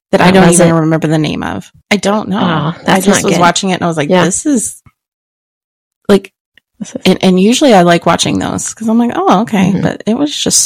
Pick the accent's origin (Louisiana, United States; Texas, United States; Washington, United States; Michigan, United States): Texas, United States; Midland; growing up in Midland, we had some tornado scares